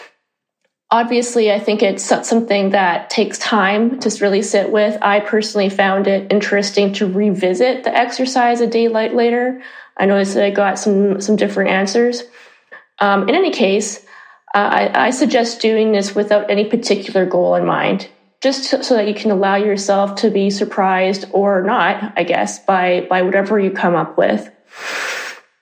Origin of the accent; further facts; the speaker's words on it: Canada; moved away as an adult; now in Amsterdam, Netherlands; I'm originally from Canada, and I've been living in Amsterdam for 17 years